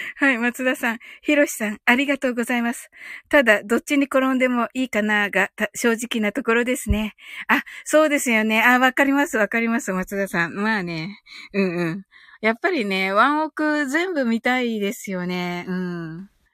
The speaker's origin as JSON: {"language": "Japanese", "region": "Kumamoto", "country": "Japan", "tie": "born or raised there", "said": "生まれは熊本です"}